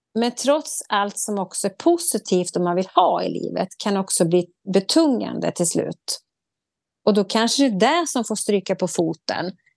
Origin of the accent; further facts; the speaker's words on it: Sweden; vi svenskar